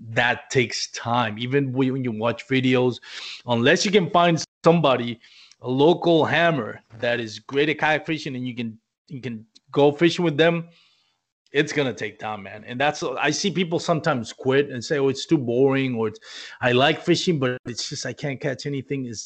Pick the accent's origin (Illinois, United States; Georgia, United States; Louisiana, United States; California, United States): Illinois, United States; Chicago; I'm from Chicago, man.